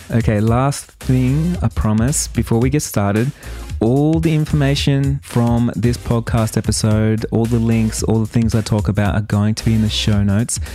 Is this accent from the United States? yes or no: no; Australia; accent: Australian; My Australian accent